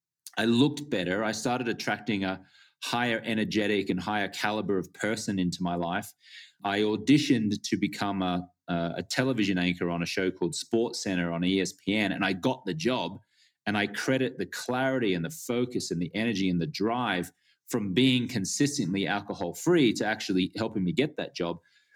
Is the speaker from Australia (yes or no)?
yes; Australia; Yeah, well, I grew up in Australia and I was a socially acceptable drinker